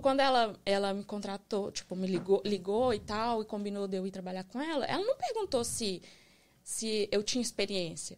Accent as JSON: {"language": "Portuguese", "town": "Resplendor", "region": "Minas Gerais", "country": "Brazil", "tie": "born or raised there", "also_born_or_lived": "Belo Horizonte", "accent": "mineiro", "moved": "yes", "lives_now": "United States", "said": "Eu sou de Minas Gerais."}